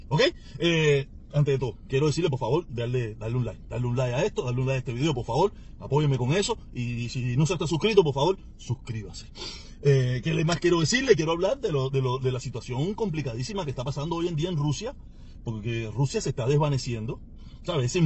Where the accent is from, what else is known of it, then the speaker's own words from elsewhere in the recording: Cuba; yo soy cubano, pero al gobierno de los Estados Unidos no tiene que interesarle si en Cuba se mueren de hambre